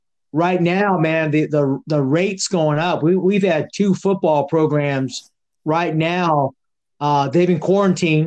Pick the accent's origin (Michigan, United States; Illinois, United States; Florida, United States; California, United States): California, United States; San Jose; I'm a California boy from San Jose